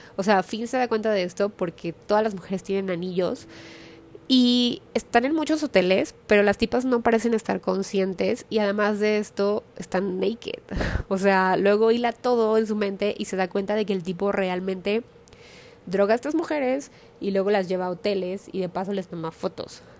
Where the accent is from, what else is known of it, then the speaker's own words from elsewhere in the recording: Mexico; soy de una ciudad más pequeña